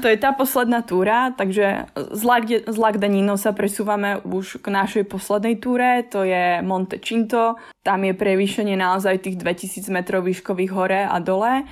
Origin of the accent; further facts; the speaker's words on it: High Tatras, Prešov Region, Slovakia; now in Prague, Czech Republic; pochádzam z Vysokých Tatier